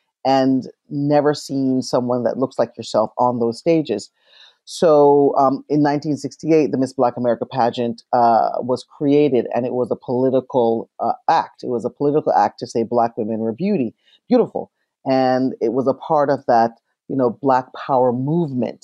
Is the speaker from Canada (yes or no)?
yes; Canada; growing up in Canada